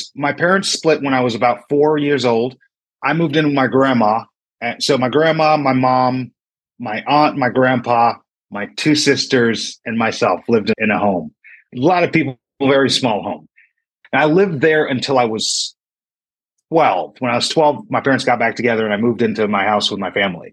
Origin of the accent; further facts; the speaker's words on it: Uniondale, New York, United States; Long Island, New York. Grew up in a town called Uniondale